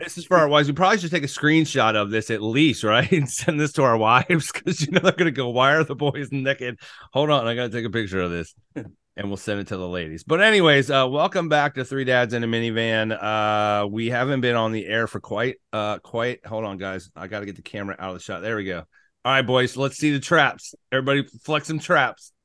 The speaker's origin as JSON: {"language": "English", "region": "Maryland", "country": "United States", "tie": "born or raised there", "moved": "yes", "lives_now": "Florida, United States", "said": "coming from Maryland, growing up in Maryland"}